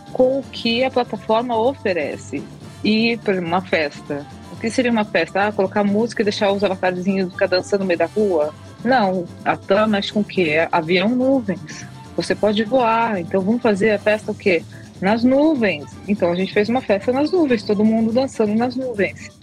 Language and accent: Portuguese; São Paulo, Brazil; Eu sou de São Paulo